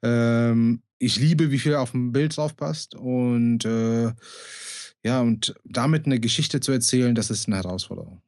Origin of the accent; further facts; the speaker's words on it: Bonn, North Rhine-Westphalia, Germany; Ich bin gebürtiger Bonner